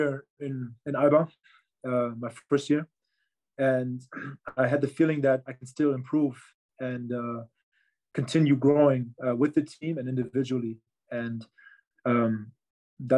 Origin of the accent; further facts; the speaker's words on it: Berlin, Germany; I am from Berlin. I was born in Berlin. I grew up in Berlin.